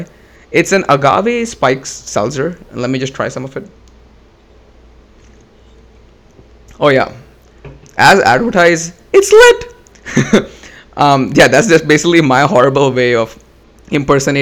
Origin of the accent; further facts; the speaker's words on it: India; growing up in India, Coffee with Karan was a big deal